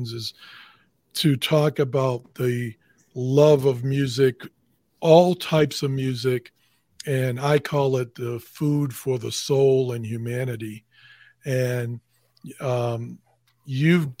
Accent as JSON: {"language": "English", "town": "Boston", "region": "Massachusetts", "country": "United States", "moved": "yes", "said": "I'm originally from Boston"}